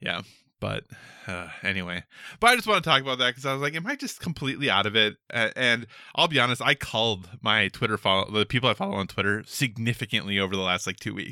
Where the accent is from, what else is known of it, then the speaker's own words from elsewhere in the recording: Minnesota, United States; growing up in Minnesota